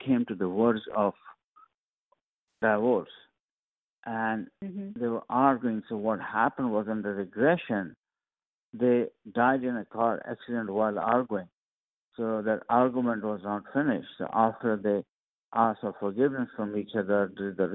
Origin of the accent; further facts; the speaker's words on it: India; moved away; I'm originally from India, so sometimes I use Sanskrit words